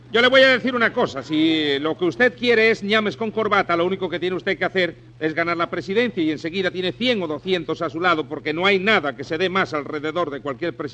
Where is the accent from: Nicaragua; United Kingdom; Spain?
Spain; Mm, bueno, no, yo soy español, yo no, yo no me meto